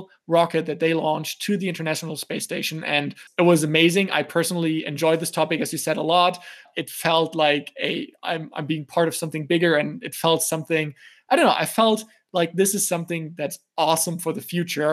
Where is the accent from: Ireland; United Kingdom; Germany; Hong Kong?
Germany; also born or lived in United States; I was born and raised in Germany, but I did spend a considerable amount of my life in the US also.